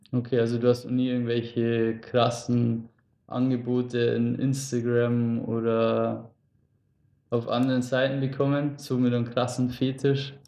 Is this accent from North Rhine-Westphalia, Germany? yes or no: no; Lower Bavaria, Germany; wir wohnen ja ursprünglich gar nicht so weit auseinander. also wir sind beide aus dem Raum Niederbayern